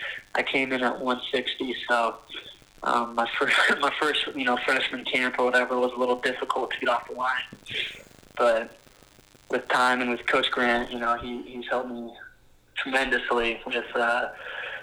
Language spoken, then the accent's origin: English; Loveland, Colorado, United States; moved away as an adult; also born or lived in Laramie, Wyoming; I grew up in Loveland, Colorado, went to Loveland High School